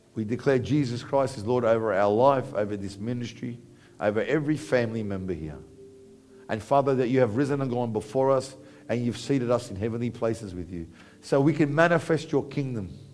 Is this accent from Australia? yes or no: yes; Parramatta, New South Wales, Australia; I grew up in Parramatta